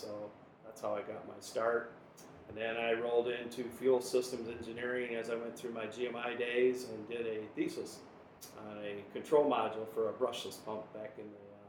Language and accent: English; Flint, Michigan, United States; I grew up in the Flint area, which was GM, born and bred.